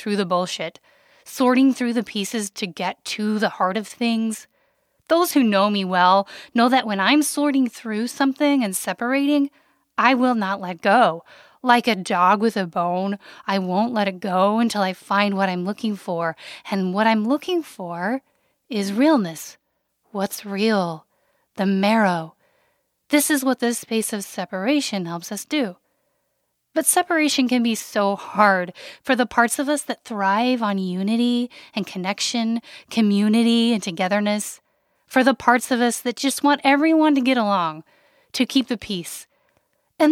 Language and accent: English; Wyoming, United States; born or raised there